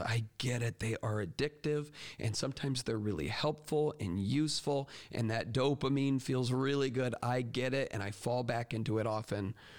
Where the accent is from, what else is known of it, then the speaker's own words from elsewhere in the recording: Port Charlotte, Florida, United States; moved away; my hometown of Port Charlotte, Punta Gorda area. And this is where I spent my whole childhood